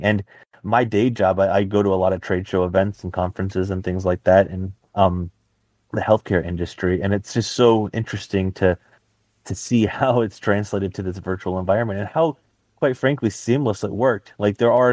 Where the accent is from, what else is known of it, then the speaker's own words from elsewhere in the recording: Dallas, Texas, United States; I'm from Dallas myself